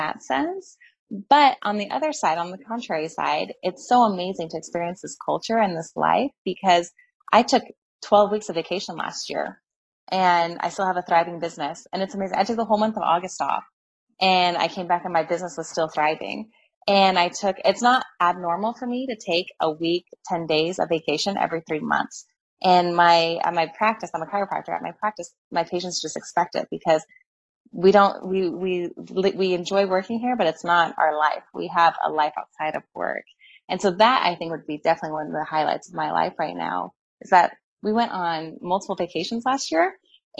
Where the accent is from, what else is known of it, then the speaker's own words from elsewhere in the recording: United States; moved away as an adult; now in Italy; as an American, I did not have to give up my citizenship to be a resident here